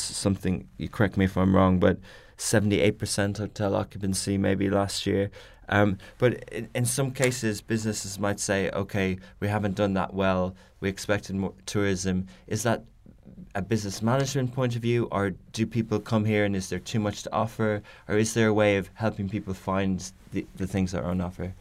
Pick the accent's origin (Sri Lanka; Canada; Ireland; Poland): Ireland; now in Dubai, United Arab Emirates; I come from Ireland